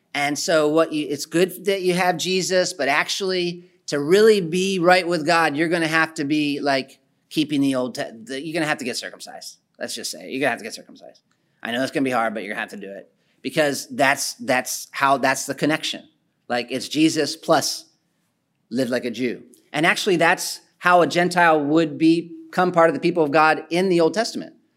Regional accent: Philadelphia, Pennsylvania, United States; the city I'm from, I'm from Philadelphia

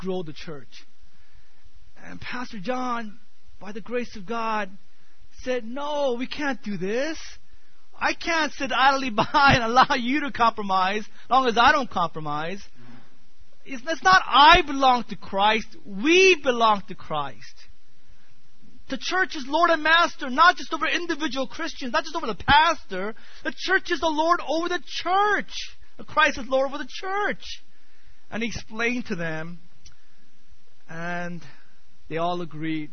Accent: United States; growing up in America

